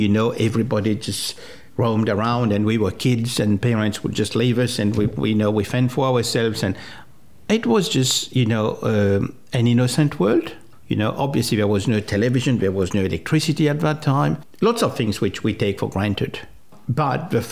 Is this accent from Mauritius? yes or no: yes; Mauritius; first language French; English is a second language; moved away as an adult; also born or lived in Rodrigues, Mauritius / Sydney, Australia / Canberra, Australia; now in Tasmania, Australia; I grew up in Mauritius and, you know, started work in Mauritius